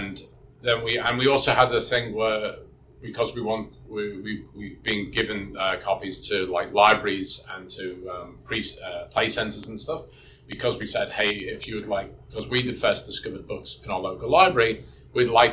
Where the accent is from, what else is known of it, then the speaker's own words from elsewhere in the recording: Birkenhead, North West England, United Kingdom; now in New Zealand; I grew up in Birkenhead in the UK. It's over the water from Liverpool, from the Mersey.